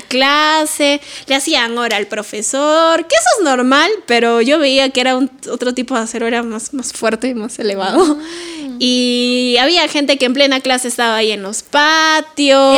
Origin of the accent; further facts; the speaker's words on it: Lima, Peru; no sé si todos los colegios ahí en Lima serán así, pero en mi cole mis directores sí le daban mucha importancia